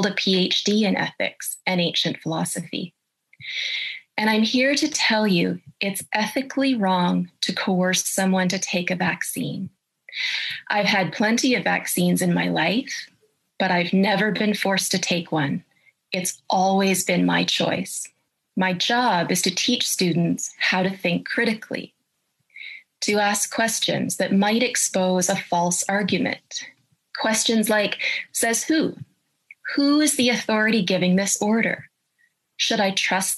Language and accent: English; Canada; I'm a professor of ethics and I'm a Canadian